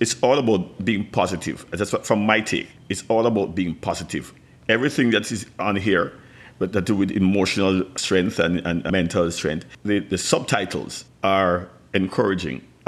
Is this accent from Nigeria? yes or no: no; Jamaica; I'm from the Caribbean, Jamaica to be specific.